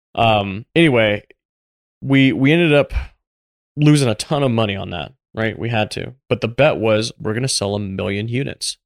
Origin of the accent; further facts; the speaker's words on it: Tampa, Florida, United States; I grew up in Tampa, Florida.